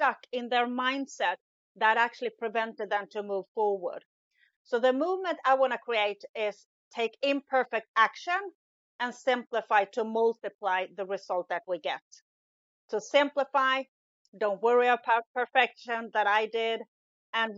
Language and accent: English; Sweden; English is a second language; moved away as an adult; now in Italy; in Sweden, where I'm originally from, as you can hear, English isn't my first language